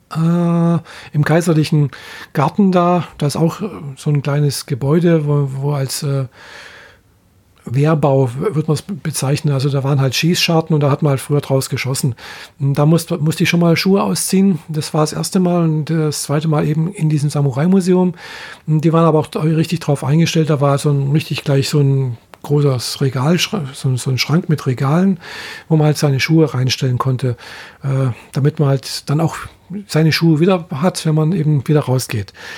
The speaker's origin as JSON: {"language": "German", "country": "Germany", "said": "bei uns in Deutschland"}